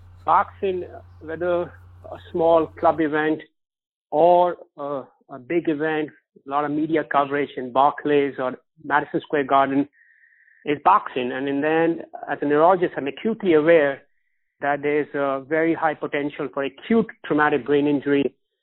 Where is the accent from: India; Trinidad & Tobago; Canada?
India; moved away as an adult; also born or lived in Buffalo, New York, United States; now in New York, United States; I was born in Buffalo, New York, but I was raised in India. So growing up in India, I really was never exposed to boxing.